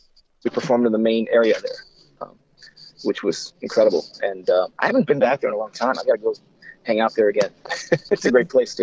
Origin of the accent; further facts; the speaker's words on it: Midwest, United States; I grew up in the Midwest. I'm an Indians fan. As heartbreaking as that is.